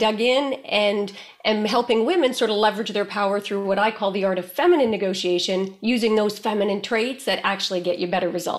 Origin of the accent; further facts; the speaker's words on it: Canada; The U is because I'm Canadian. So if I say A, please forgive me in advance.